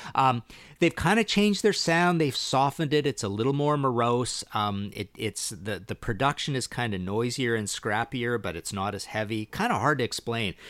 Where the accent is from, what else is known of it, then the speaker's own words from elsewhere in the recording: Canada; I'm Canadian